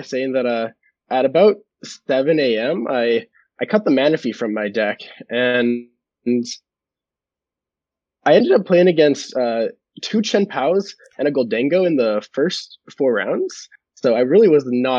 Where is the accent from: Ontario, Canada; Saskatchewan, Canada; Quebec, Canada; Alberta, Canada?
Alberta, Canada; Calgary; moved away as an adult; now in Toronto, Canada; I'm originally from Calgary, Alberta, grew up, and I moved to Toronto for university